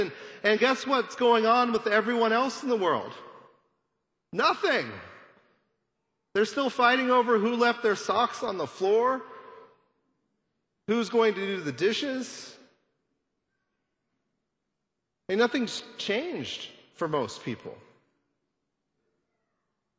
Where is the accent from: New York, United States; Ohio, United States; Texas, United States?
Texas, United States; Amarillo; I grew up in Amarillo